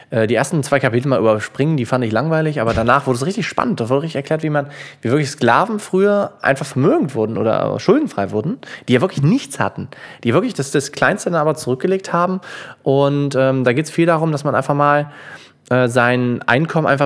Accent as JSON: {"language": "German", "country": "Germany", "said": "dadurch, dass wir als Deutsche so sparsam sind, überholen wir die schlechte Geldanlage"}